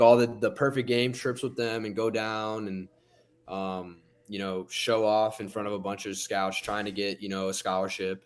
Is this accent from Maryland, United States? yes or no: no; the Poconos, Pennsylvania, United States; I pretty much just grew up in the snow. I, I'm from the Poconos